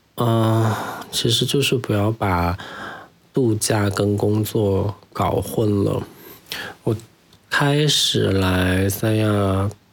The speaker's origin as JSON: {"language": "Chinese", "town": "Chengdu", "region": "Sichuan", "country": "China", "tie": "born or raised there", "moved": "as an adult", "lives_now": "Sanya, China", "said": "我的家乡在成都"}